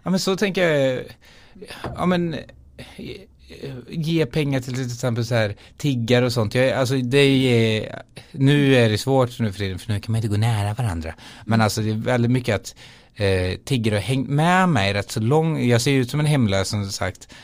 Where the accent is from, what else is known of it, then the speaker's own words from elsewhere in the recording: Skara, Västra Götaland, Sweden; moved away as an adult; also born or lived in London; spelade jag liksom i olika band i Skara där jag är ifrån